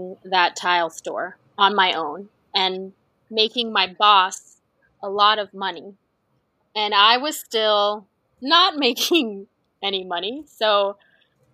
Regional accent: Southern California, United States; also born or lived in Texas / Idaho; I grew up here in Southern California

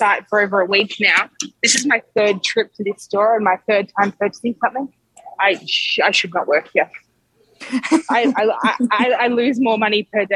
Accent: Australia

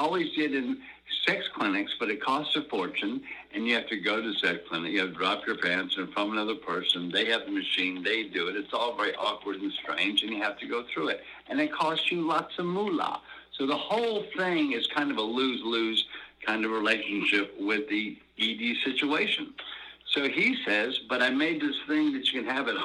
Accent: Georgia, United States; now in Los Angeles, United States; my home state

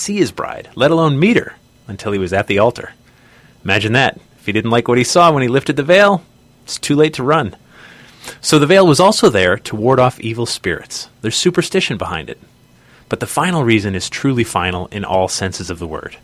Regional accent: Newtown, Connecticut, United States; I grew up in Newtown, Connecticut, just two towns away

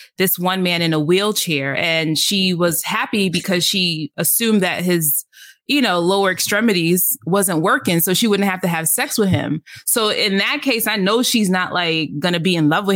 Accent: New York City, New York, United States

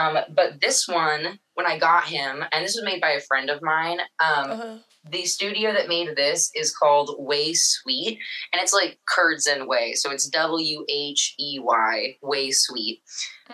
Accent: Seattle, Washington, United States; I'm from Seattle, Washington. I went to high school up here.

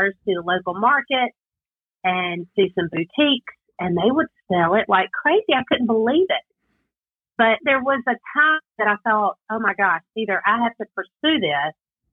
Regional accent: South Carolina, United States; accent: Southern twang; I'm from South Carolina. We all have a little bit different Southern twang

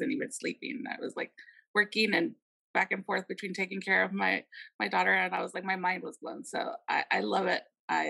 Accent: San Diego, California, United States; So I am from San Diego, a small business owner

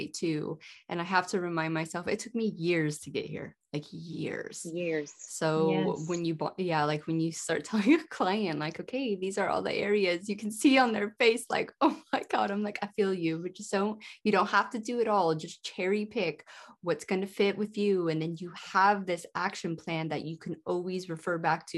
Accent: California, United States; moved away; also born or lived in Hawaii / United Kingdom; growing up in California

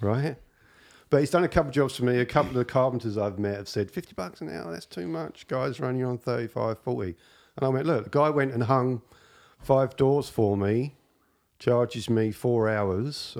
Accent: England, United Kingdom; moved away as an adult; now in Canada; as far as this Englishman's concerned

